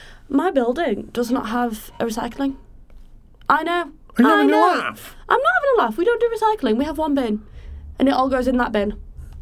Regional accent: Wigan, North West England, United Kingdom; I am from the north. I am Wigan.

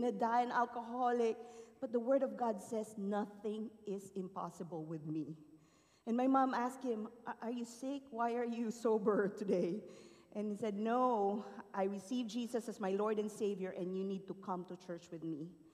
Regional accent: Philippines; moved away; I was born and raised in the Philippines to a very poor family

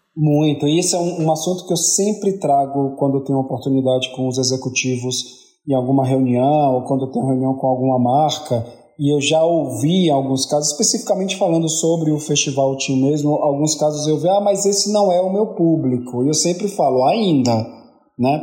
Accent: Bahia, Brazil; como um bom baiano

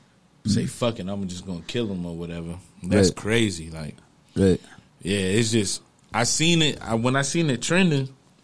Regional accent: New Rochelle, New York, United States; I'm from New Rochelle, New York.

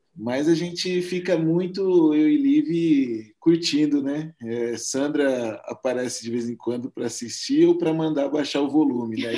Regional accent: interior of São Paulo, Brazil; eu sou de São Paulo, junto com ela, somos no interior de São Paulo

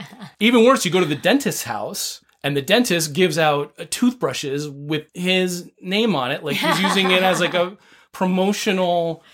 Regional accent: East Coast, United States; now in Southern California, United States; Your mom and I grew up on the East Coast.

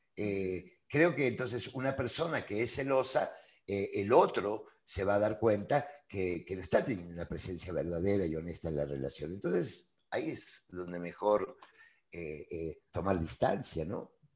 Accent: Buenos Aires, Argentina; moved away as an adult; also born or lived in Spain; now in Mexico; yo nací, nací hace algunos años, digo, en, Buenos Aires, Argentina

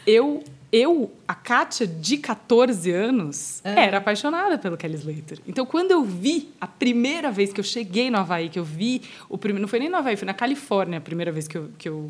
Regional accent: Brazil; eu sou brasileira

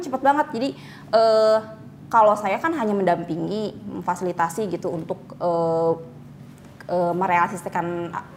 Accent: Bandung, West Java, Indonesia; moved away; also born or lived in Cicalengka; aslinya aslinya kota Bandung

